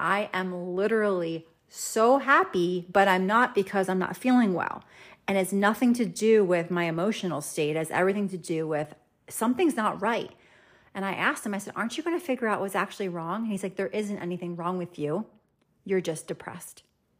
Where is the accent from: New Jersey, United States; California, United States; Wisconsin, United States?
New Jersey, United States; we PCS'd back to the United States and we went back to my home state of New Jersey.